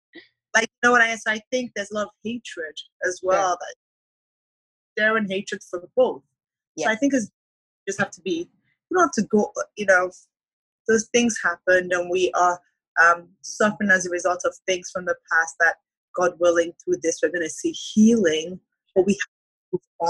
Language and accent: English; Nigeria; also born or lived in Canada; Mm-hmm, but I lived in Nigeria when I was young.